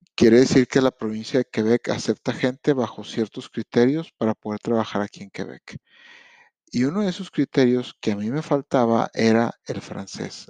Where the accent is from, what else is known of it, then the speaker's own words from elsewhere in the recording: Monterrey, Nuevo León, Mexico; moved away as an adult; also born or lived in Montreal, Canada; now in Mercier, Canada; yo vengo de Monterrey, México y me vine el 12 de enero